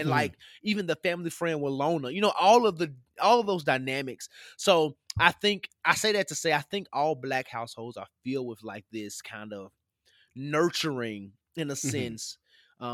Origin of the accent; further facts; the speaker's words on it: Tennessee, United States; I grew up in the South, what people call the mid-South, because Tennessee is above your, you know, Alabama, Georgia